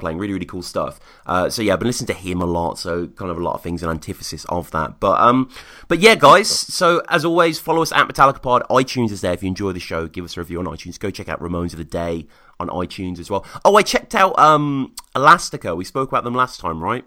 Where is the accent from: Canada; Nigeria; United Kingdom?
United Kingdom; moved away; as a Brit